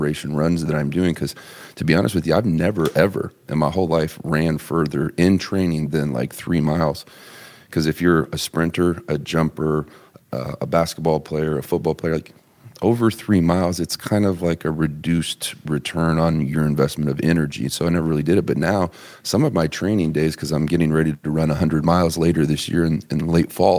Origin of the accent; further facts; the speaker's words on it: Terre Haute, Indiana, United States; I'm from Terre Haute, Indiana, man. I'm a tobacco chewing 108 pound freshman